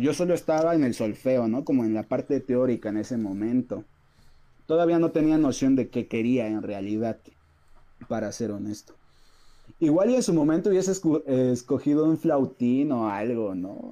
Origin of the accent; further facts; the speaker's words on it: San Pedro y San Pablo Ayutla, Oaxaca, Mexico; also born or lived in Mexico City; soy, soy de acá de Ayutla, de San Pedro y San Pablo, Ayutla Mijes